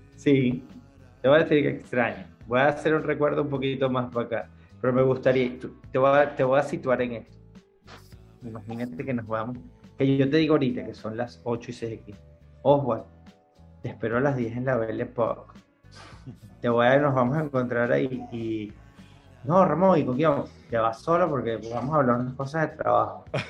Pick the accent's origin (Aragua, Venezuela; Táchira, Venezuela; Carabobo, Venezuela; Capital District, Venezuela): Capital District, Venezuela; Caracas; moved away as an adult; now in United States; yo me crié en Santa Mónica, en Caracas, Venezuela